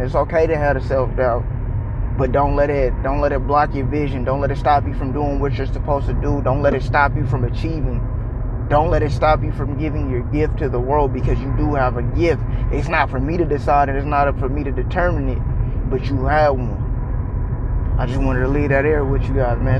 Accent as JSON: {"language": "English", "region": "California", "country": "United States", "moved": "yes", "lives_now": "Texas, United States", "said": "I'm a transplant in Texas, but I'm originally from California."}